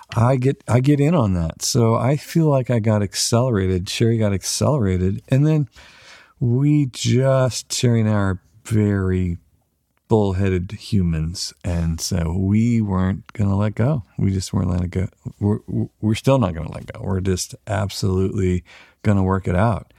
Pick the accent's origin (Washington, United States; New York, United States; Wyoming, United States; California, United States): California, United States; Weaverville; we're from Weaverville, thirty-five hundred people